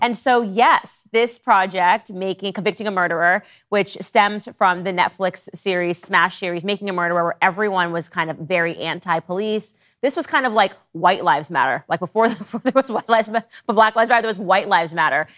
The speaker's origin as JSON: {"language": "English", "region": "Connecticut", "country": "United States", "tie": "born or raised there", "said": "I grew up in Connecticut"}